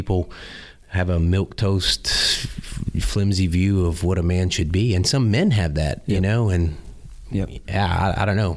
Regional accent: South Louisiana, United States; also born or lived in Beaufort, South Carolina; now in Tulsa, United States; I grew up in South Louisiana

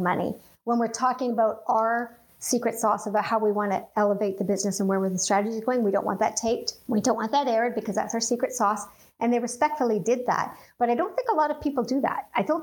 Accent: Canada; I'm Canadian

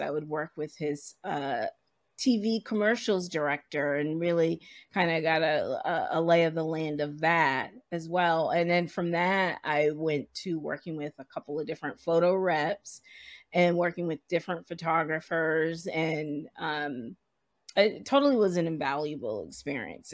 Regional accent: Providence, Rhode Island, United States; moved away as an adult; now in New York, United States; I am originally from Providence, Rhode Island, and, uh, grew up there.

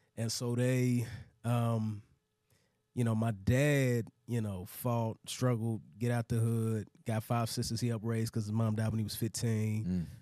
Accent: DeSoto, Texas, United States; moved away as an adult; now in Atlanta, United States; I grew up in Dallas

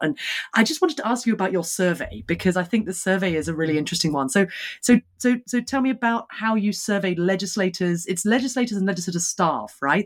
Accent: United Kingdom; as a Brit

